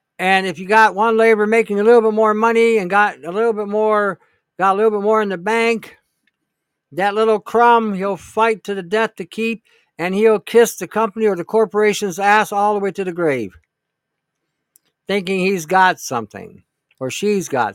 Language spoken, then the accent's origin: English; Detroit, Michigan, United States; now in Canada; I grew up in Detroit